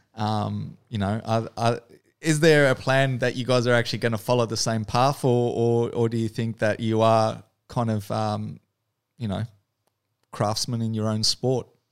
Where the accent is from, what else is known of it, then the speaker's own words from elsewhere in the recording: New Zealand; accent: Kiwi; now in Australia; I grew up in New Zealand, so I actually moved over there as, as a kid.